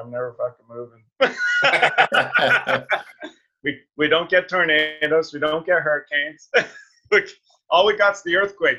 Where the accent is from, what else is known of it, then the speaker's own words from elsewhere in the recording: Vancouver, British Columbia, Canada; From Vancouver.